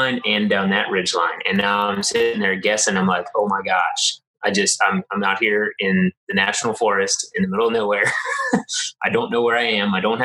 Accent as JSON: {"language": "English", "region": "West Virginia", "country": "United States", "tie": "born or raised there", "said": "growing up in West Virginia in the mountains and going out hunting"}